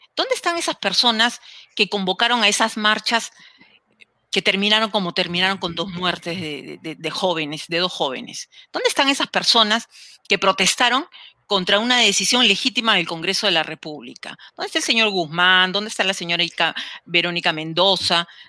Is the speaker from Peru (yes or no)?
yes; Peru; yo soy una enamorada del Perú, como muchos de ustedes, estoy muy segura, enamorada de mi país